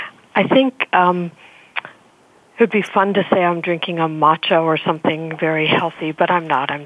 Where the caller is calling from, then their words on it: Fishkill, New York, United States; Well, we're in Fishkill, New York, and I'm in Fishkill, New York